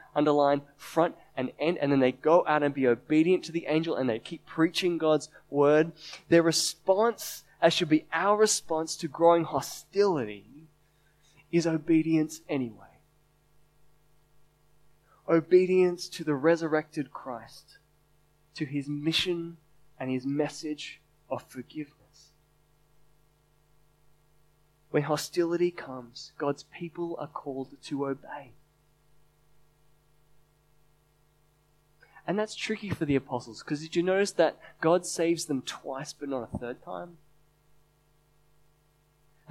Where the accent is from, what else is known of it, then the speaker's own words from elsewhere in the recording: Sydney, New South Wales, Australia; I'm born and raised in Sydney